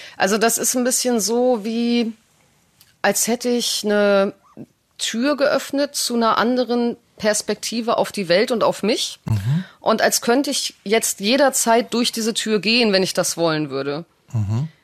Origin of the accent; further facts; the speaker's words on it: Düsseldorf, North Rhine-Westphalia, Germany; also born or lived in Italy; Ich bin in Düsseldorf aufgewachsen